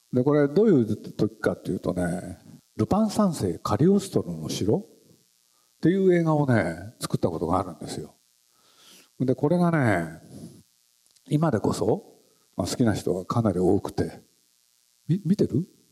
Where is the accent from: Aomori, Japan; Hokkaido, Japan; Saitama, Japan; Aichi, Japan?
Aichi, Japan; Tokai Junior and Senior High School; 僕自分が中学高校ここの出身で